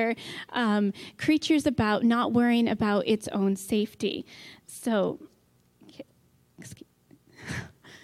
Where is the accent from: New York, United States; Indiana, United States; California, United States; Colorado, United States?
New York, United States; now in Michigan, United States; where I grew up in New York State, I pretty much only saw gray squirrels